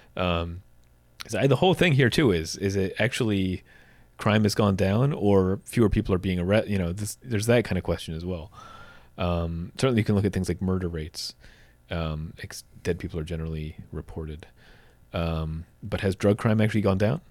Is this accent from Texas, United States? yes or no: no; New Jersey, United States; as a kid growing up in New Jersey